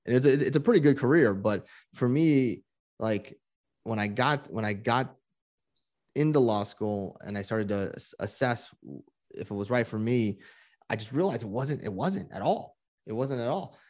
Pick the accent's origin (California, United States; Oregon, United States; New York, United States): California, United States; Moraga; also born or lived in Honolulu, Hawaii; I was born in Honolulu, but I grew up from, like, age three, uh, uh, in the Bay Area, in the East Bay